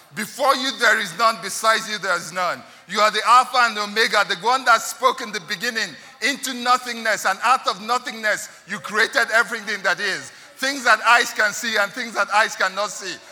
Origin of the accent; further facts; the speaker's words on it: Nigeria; I'm a Nigerian of Igbo descent